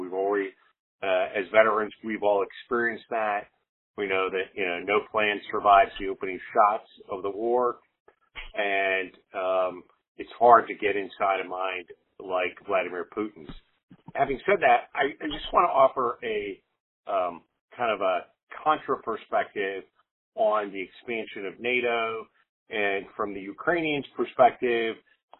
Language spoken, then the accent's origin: English; Milwaukee, Wisconsin, United States; I grew up in Milwaukee, Wisconsin, not far from Kosciuszko High School